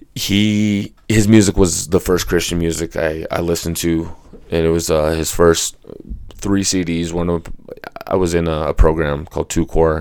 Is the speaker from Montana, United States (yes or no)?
no; Colorado, United States; I was born and raised here in Colorado.